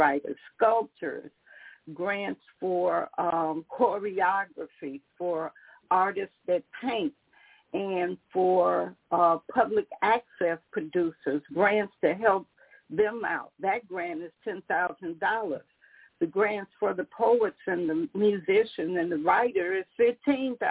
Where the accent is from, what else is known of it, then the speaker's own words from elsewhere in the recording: Chicago, Illinois, United States; I grew up in Chicago